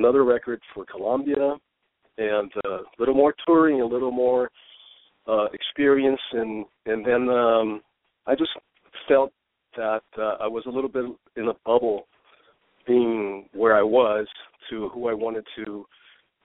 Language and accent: English; Brazil; English is a second language; moved away as an adult; now in Los Angeles, United States; I was born in Brazil